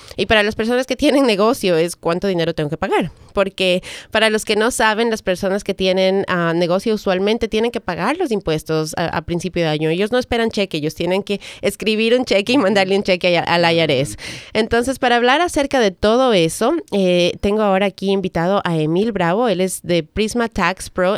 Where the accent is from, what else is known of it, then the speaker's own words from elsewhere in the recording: Ecuador; now in United States; tú y yo somos de Ecuador